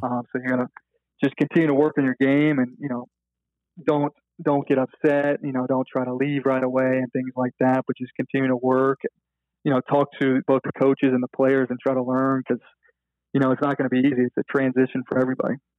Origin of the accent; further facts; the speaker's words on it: Memphis, Tennessee, United States; growing up in Memphis